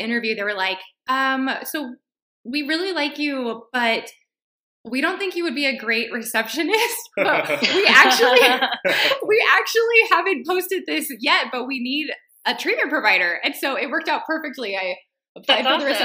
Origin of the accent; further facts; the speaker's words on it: Texas, United States; I was from Texas, but I went to school out of state